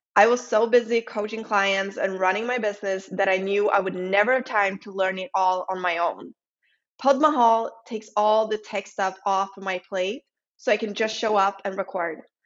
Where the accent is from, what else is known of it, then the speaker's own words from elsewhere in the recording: Sweden; accent: Swedish; English is a second language; my lovely Swedish accent.